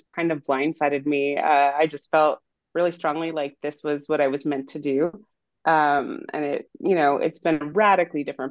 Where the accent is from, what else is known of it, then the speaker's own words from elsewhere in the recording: Monterey Bay, California, United States; also born or lived in Provo, Utah; I grew up near the Monterey Bay in California, so not too far from where I am now.